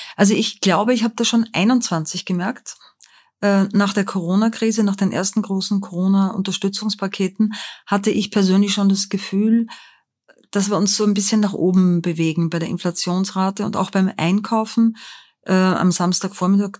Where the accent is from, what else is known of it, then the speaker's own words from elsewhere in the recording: Linz, Upper Austria, Austria; moved away as an adult; also born or lived in Vienna; now in Frankfurt, Germany; aus Linz in Oberösterreich